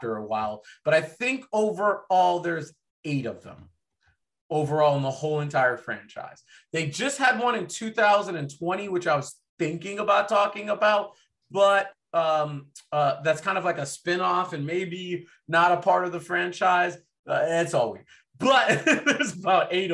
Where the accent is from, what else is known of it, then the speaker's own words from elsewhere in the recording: Boston, Massachusetts, United States; I'm from Boston